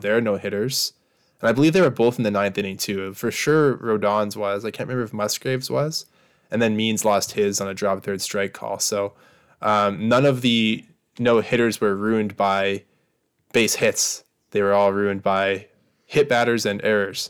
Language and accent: English; Lloydminster, Saskatchewan, Canada; moved away as an adult; I was born here in Saskatoon and then grew up about three hours away